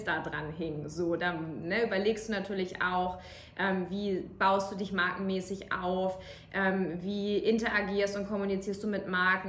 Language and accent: German; Kiel, Schleswig-Holstein, Germany; moved away as an adult; now in Munich, Germany; Ich bin in Kiel geboren